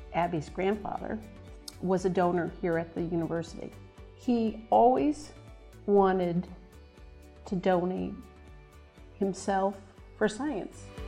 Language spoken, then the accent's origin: English; Minnesota, United States; moved away as an adult; now in Vermont, United States; I'm from Minnesota